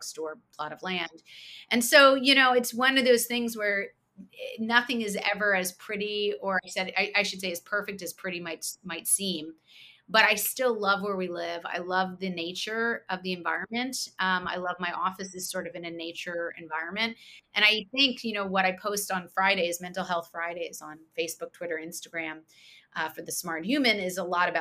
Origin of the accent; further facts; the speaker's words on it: outside of Princeton, New Jersey, United States; moved away as an adult; also born or lived in New York City, United States / Philadelphia, United States; we moved to where I grew up outside of Princeton, New Jersey